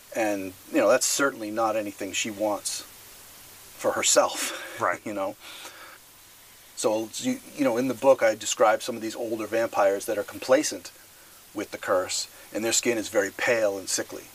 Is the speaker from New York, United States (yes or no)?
no; Massachusetts, United States; I grew up in Massachusetts